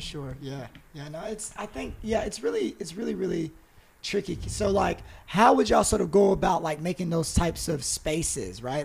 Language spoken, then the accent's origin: English; High Point, North Carolina, United States; I'm from High Point, North Carolina